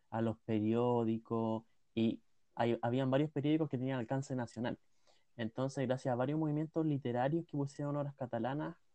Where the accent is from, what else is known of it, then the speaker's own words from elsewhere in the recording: Occitania, France; y también el Rosellón en Francia, que es de donde vengo yo